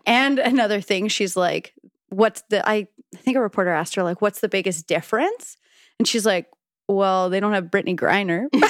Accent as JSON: {"language": "English", "country": "Canada", "said": "as a Canadian"}